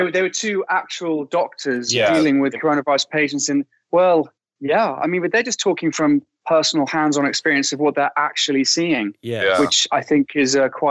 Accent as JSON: {"language": "English", "region": "England", "country": "United Kingdom", "moved": "as an adult", "lives_now": "Ireland", "said": "I'm English, but I live in Ireland"}